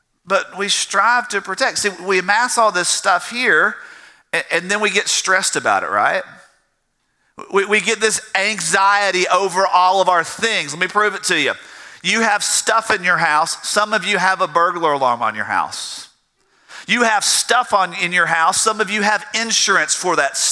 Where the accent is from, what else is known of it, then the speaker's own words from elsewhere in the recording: the South, United States; I'm from the South